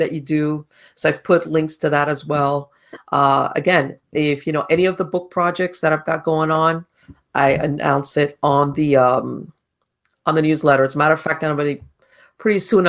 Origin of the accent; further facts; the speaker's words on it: Miami, Florida, United States; moved away as an adult; now in North Florida, United States; I was born and raised in Miami, and I moved up to North Florida like a year ago